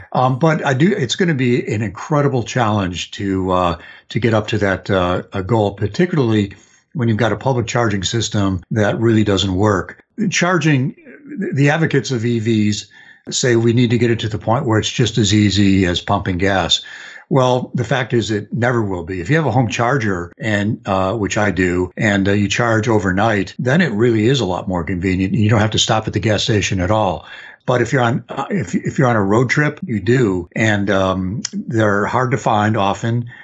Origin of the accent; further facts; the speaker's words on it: outside of Chicago, Illinois, United States; moved away; also born or lived in Detroit; I grew up outside of Chicago